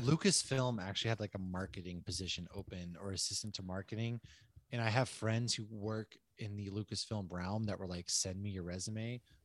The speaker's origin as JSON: {"language": "English", "region": "Northeast", "country": "United States", "moved": "yes", "said": "I'm from the Northeast."}